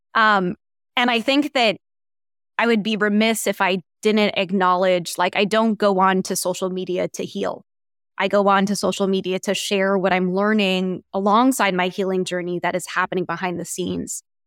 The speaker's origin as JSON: {"language": "English", "town": "Washington", "region": "District of Columbia", "country": "United States", "tie": "born or raised there", "said": "I grew up in Washington, D C"}